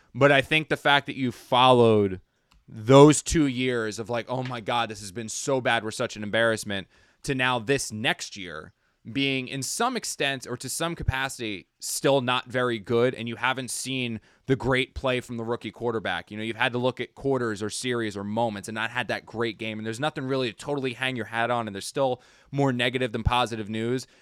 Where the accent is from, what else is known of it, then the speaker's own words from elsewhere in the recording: New Jersey, United States; now in New York, United States; I'm from South Jersey